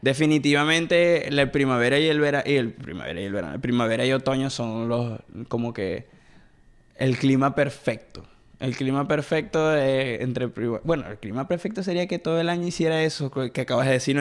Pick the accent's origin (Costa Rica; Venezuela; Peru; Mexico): Venezuela; moved away; Nosotros venimos de Venezuela, por si hay gente que nos está viendo y no es de Venezuela, venimos de Venezuela